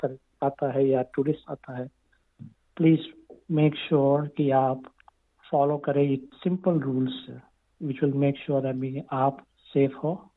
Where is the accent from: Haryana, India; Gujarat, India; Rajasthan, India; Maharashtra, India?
Gujarat, India; moved away as an adult; now in Australia; मैं गुजरात से आया था